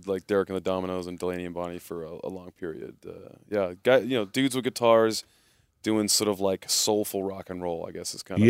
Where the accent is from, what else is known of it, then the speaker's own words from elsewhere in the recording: Saskatoon, Saskatchewan, Canada; We're from Saskatoon, though.